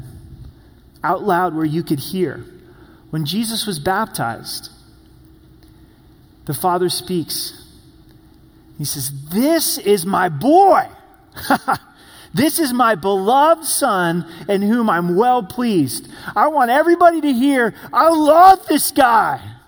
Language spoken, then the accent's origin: English; Oregon, United States; moved away; I'm from the Promised Land, which is Oregon